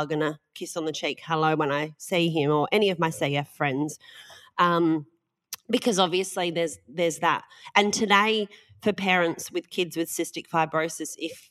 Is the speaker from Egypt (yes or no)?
no; Australia; We're so Australian.